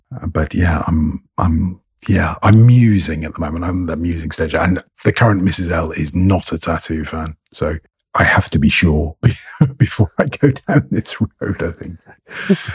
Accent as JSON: {"language": "English", "region": "England", "country": "United Kingdom", "accent": "received pronunciation", "said": "I sound English. My accent is, uh, fairly middle of the road, received pronunciation, and that's because of my schooling, where I went to school. I was at boarding school"}